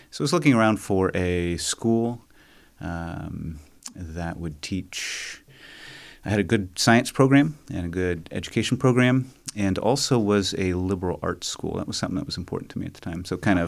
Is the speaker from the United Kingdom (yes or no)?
no; Amazon, Brazil; I grew up in Brazil, South America. My parents were missionaries there with what is now Ethnos 360.